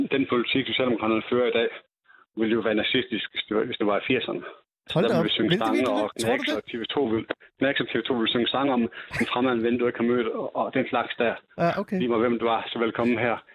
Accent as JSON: {"language": "Danish", "region": "Jutland", "country": "Denmark", "said": "ude i Jylland, der hvor jeg kommer fra"}